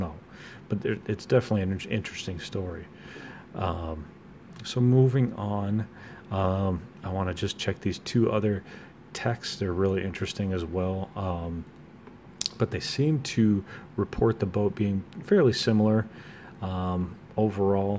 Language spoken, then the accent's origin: English; United States; I'm an American